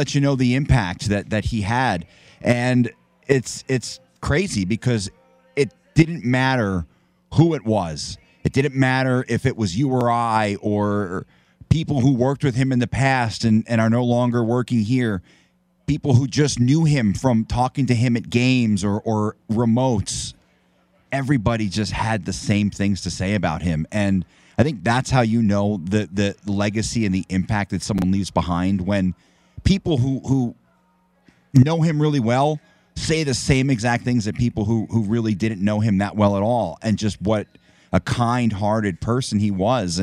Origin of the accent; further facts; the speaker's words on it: New Jersey, United States; I grew up in New Jersey